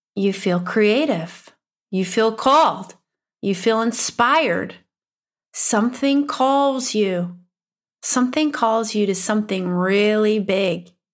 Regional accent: Upper Midwest, United States; accent: upper Midwestern; My upper Midwestern accent

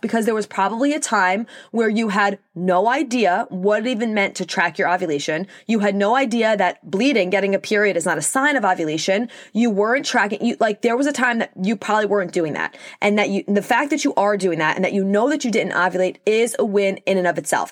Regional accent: Long Island, New York, United States; accent: New York; if you couldn't tell by my accent, I'm from New York, specifically Long Island

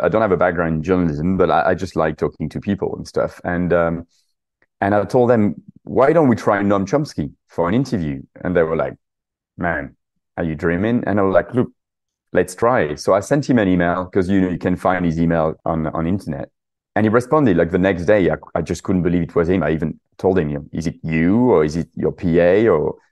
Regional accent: southern France, France; English is a second language; moved away as an adult; also born or lived in Paris / London; I'm actually French. You probably noticed from my accent, from the south of France, but I moved to London when I was 20 years old for work

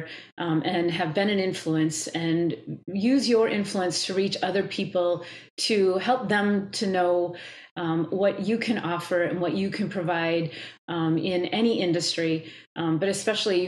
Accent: Wisconsin, United States; I'm from Wisconsin. I live in Wisconsin

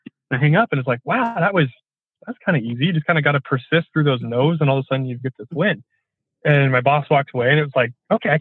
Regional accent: Port Angeles, Washington, United States; also born or lived in Seattle; I moved out from Port Angeles to the Seattle side right after I graduated high school

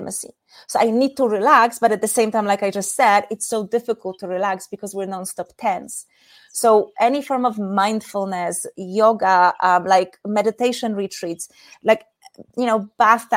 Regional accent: Poland; moved away as an adult; also born or lived in Asia; In case anyone is wondering about my weird accent, I'm from Poland.

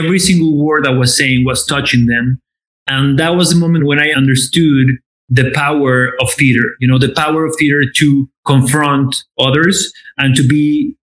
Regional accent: Aguascalientes, Mexico; also born or lived in Mexico City, Mexico; now in Los Angeles, United States; I'm from Aguascalientes

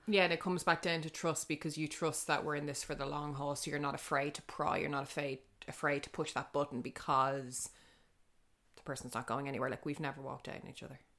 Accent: Dublin, Leinster, Ireland; I'm from the north side

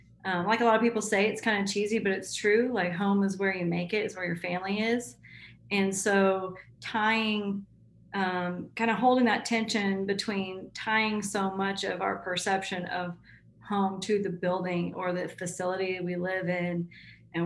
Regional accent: Tulsa, Oklahoma, United States; also born or lived in Fort Worth, Texas; I basically grew up in Tulsa. We moved here when I was 7

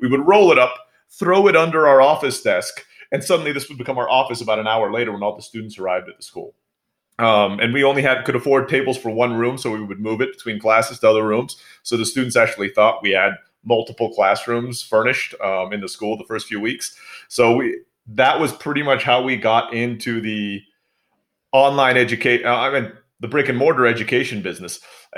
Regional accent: Turkey; also born or lived in Philippines; now in Mexico; I was born in the Philippines. My mother's from the Philippines. I grew up in Turkey. My dad's from the United States, but I live in Mexico now.

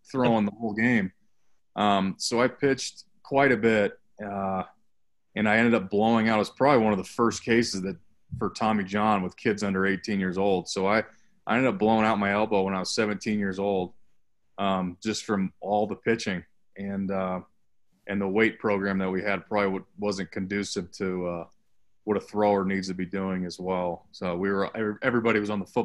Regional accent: Highlands Ranch, Colorado, United States; I'm from Highlands Ranch, Colorado, which is about just kind of where I am now, about 25 minutes south of Denver in a suburb

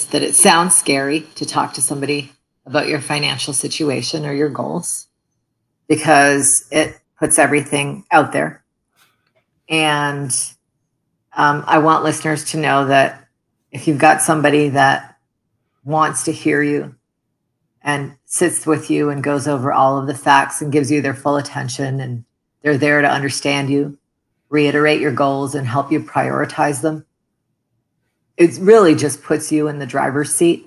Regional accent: Toronto, Ontario, Canada; English is a second language; moved away as an adult; also born or lived in Middle East; now in United States; we immigrated as refugees to Canada, where I had mentioned I grew up

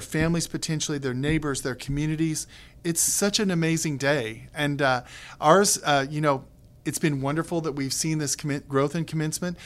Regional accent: Kansas, United States; moved away; also born or lived in Texas; in my family, I'm a Kansan, married to a North Carolinian with a son who is a Texan

